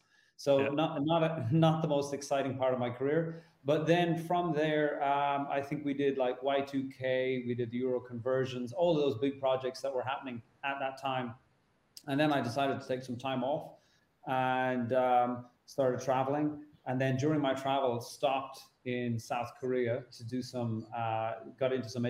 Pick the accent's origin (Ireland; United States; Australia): Ireland; moved away as an adult; also born or lived in Hong Kong; now in Dar es Salaam, Tanzania; I'm from Ireland